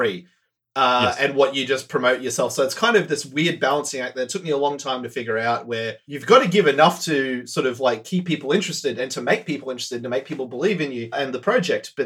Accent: Australia; I hail from Australia. I currently live here, born and bred here.

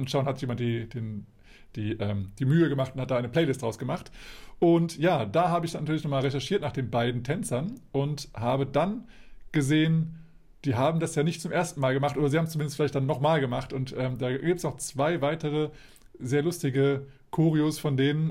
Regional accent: Hanover, Lower Saxony, Germany; bei uns in Hannover

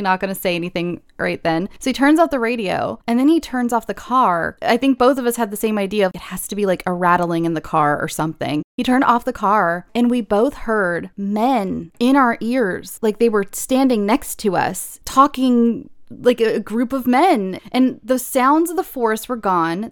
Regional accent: California, United States; I'm born and raised in California.

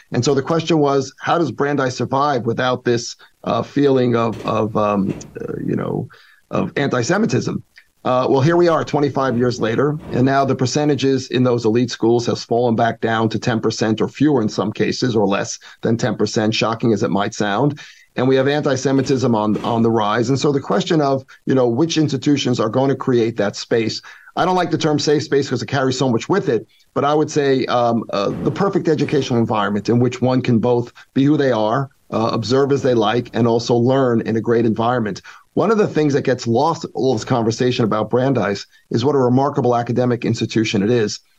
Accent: New York, United States; moved away as an adult; also born or lived in Middlebury; now in Boston, United States; as a New Yorker

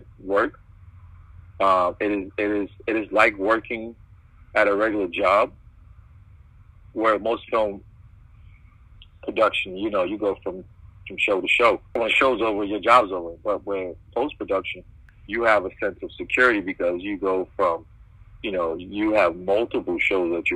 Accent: New York City, New York, United States; I'm from born and raised in Brooklyn. My mother is Jamaican

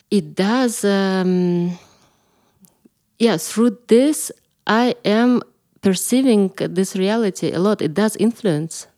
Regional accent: Kalmykia, Russia; moved away as an adult; also born or lived in London / Italy; now in Berlin, Germany; I'm coming from Kalmykija originally, and I lived there till I was twenty-four

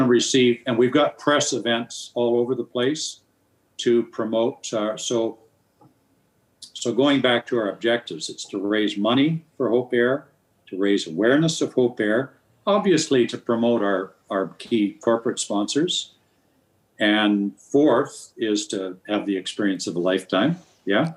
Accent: Nelson, British Columbia, Canada; Nelson, BC, which happens to be my hometown

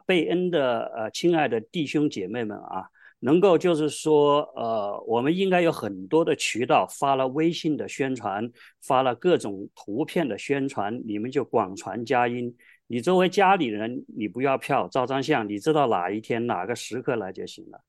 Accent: Hubei, China; moved away as an adult; also born or lived in Wuhan / California; now in United States; 我就从小跟着她在全湖北省去巡回芭蕾舞剧《白毛女》

